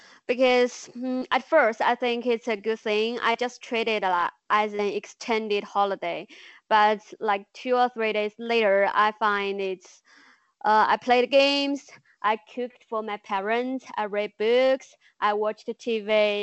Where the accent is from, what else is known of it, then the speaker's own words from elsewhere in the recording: Enshi, Hubei, China; English is a second language; When I first came back to Hubei, Enshi, my hometown, I don't think people really take it that serious.